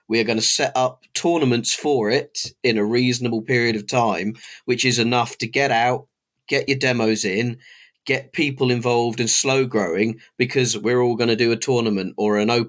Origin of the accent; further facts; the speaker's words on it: Cardiff, Wales, United Kingdom; You know, we're the boys from Cardiff coming up.